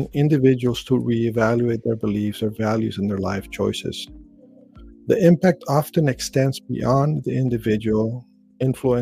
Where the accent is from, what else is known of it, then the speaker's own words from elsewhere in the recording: Chile; I was born in Chile.